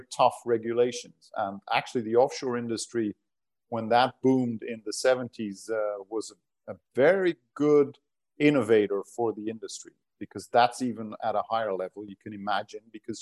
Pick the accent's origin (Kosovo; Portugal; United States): Portugal; first language Portuguese and Dutch; English is a second language; moved away; also born or lived in Netherlands; Been in the Netherlands, but growing up in Portugal. At the seaside